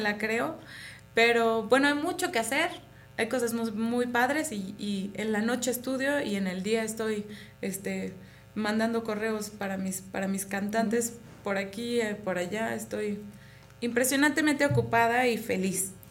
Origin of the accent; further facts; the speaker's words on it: Mexico; moved away as an adult; now in Vienna, Austria; yo como buena mexicana